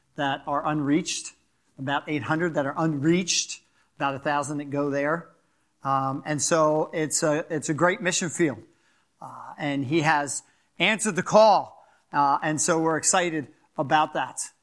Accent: Philadelphia, Pennsylvania, United States; moved away; I'm from Philadelphia, so if I talk a little fast or get a little, you know, that's, that's, that's some of my accent.

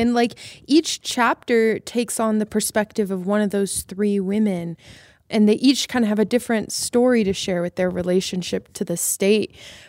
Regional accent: Wyoming, United States; moved away; I've decided to permanently return to Wyoming, my home state.

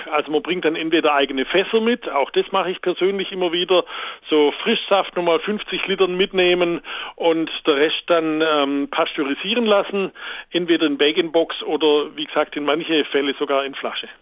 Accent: Baden-Württemberg, Germany; moved away; Jawohl, ich komme ursprünglich aus Baden-Württemberg, aber ich war auch viel in Schleswig-Holstein, Mecklenburg-Vorpommern, Berlin, Saarland

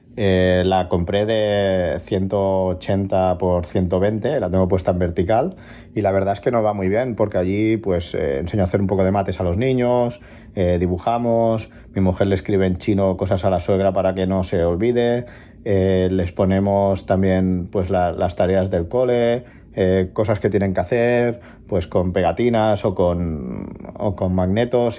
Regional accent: La Canonja, Catalonia, Spain; now in Barcelona, Spain; de La Canonja, pero ahora vivo en Barcelona

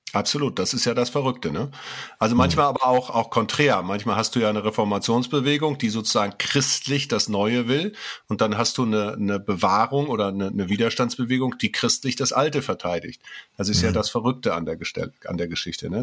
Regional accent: Gera, Thuringia, Germany; bei uns in Gera

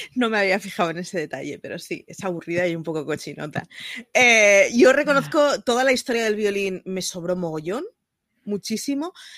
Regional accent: Barcelona, Catalonia, Spain; como barcelonesa que siempre es representada por una sagrada familia a la que no voy ni una vez al año

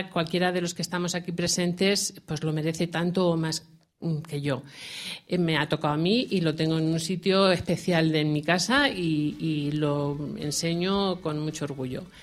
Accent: Catalonia, Spain; Porque yo soy catalana y, muy orgullosa de haber recibido ese premio

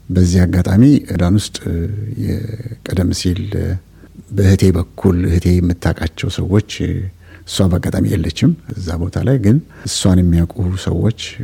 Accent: Addis Ababa, Ethiopia; also born or lived in Gorgora, Gondar, Ethiopia / Azezo, Ethiopia; now in Melbourne, Australia; የሶስት ዓመት ልጅ ሆኜ ነው አዲስ አበባ የደረስኩት

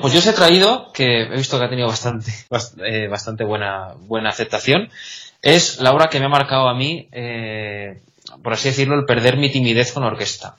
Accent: Salamanca, Castile and León, Spain; moved away as an adult; now in Catalonia, Spain; yo soy de Salamanca

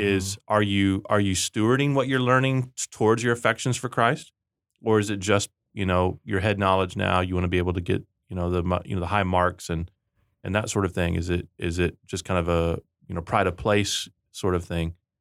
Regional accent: Rio Grande Valley, Texas, United States; I grew up in the Rio Grande Valley in Texas, and we called underwear Chones

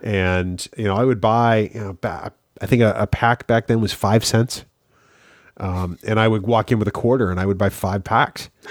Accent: Manchester, New Hampshire, United States; growing up in Manchester, New Hampshire

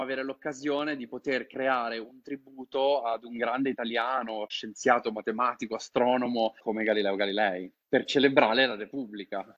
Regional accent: Italy; moved away as an adult; io sono italiano, vivo all'estero da tanti anni

